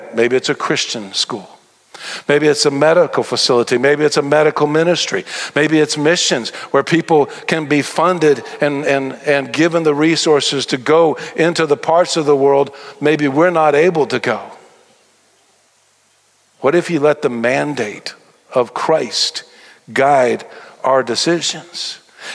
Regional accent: Tennessee, United States; now in Texas, United States; I am a Texan. I got here as fast as I could. I was born in Tennessee

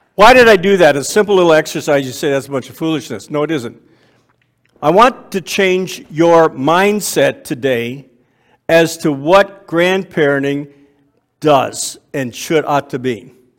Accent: Waterloo, Ontario, Canada; I was born and raised in Waterloo, Ontario, grew up in church

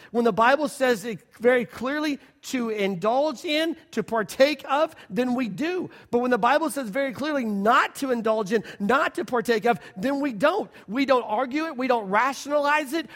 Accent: Oklahoma City, Oklahoma, United States; We're Oklahoma people. We're from Oklahoma City

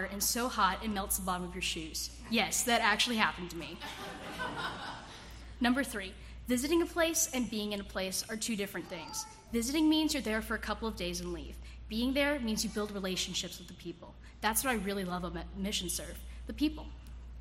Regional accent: Philippines; now in United States; I grew up in the Philippines where I saw poverty every day

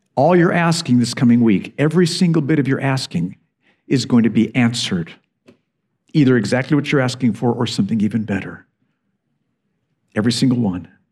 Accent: United States; now in United Kingdom; I'm an American

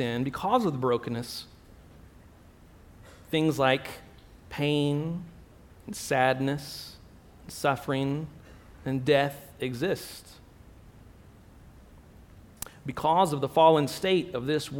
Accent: Texas, United States; moved away as an adult; now in Abu Dhabi, United Arab Emirates; I'm from the United States, originally from Texas

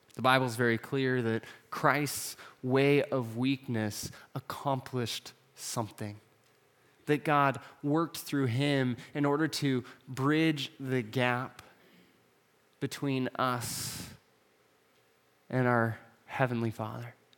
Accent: Atascadero, California, United States; moved away; I grew up in a small town called Tascadero, which was a great small town to be from

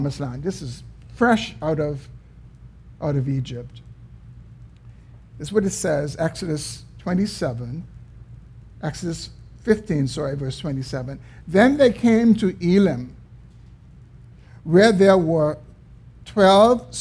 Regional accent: Bahamas; we were born in the Bahamas

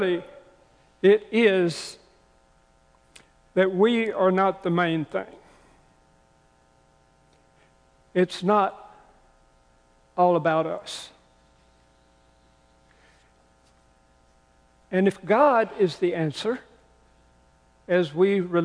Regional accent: the South, United States; I grew up in the South. I grew up hearing hellfire and damnation preaching

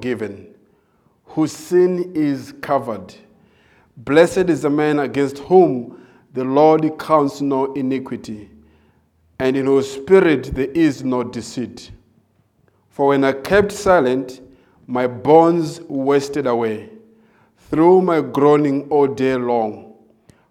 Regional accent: Malawi; moved away as an adult; also born or lived in South Africa; I was born in Malawi

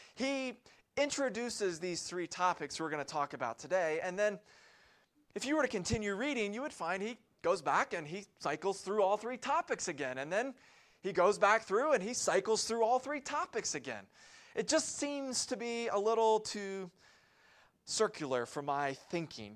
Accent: Columbia, South Carolina, United States; moved away; My family lived and operated a Christian summer camp in Columbia, South Carolina

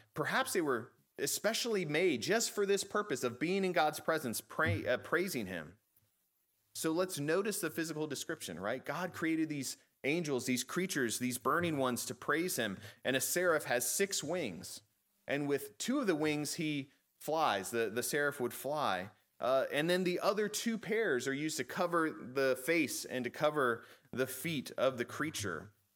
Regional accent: Chesapeake, Virginia, United States; I grew up in Chesapeake

